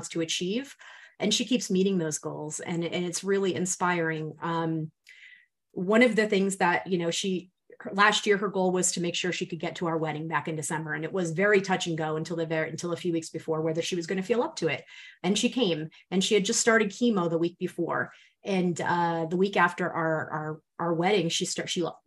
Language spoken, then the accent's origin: English; Rhode Island, United States; accent: New England; I'm from Rhode Island.